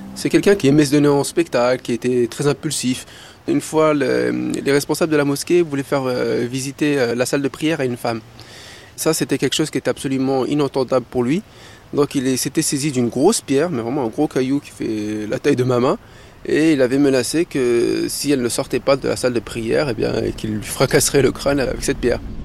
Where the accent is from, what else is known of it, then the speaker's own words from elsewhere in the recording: Paris, Île-de-France, France; moved away as an adult; Je suis de Paris 19e